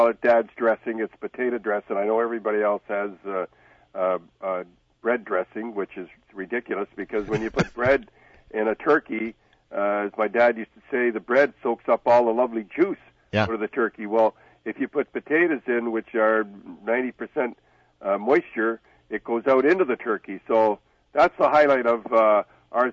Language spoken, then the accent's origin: English; Canada; we're Canadian